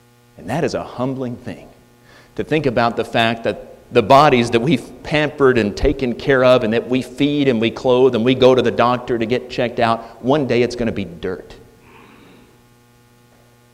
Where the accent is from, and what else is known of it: United States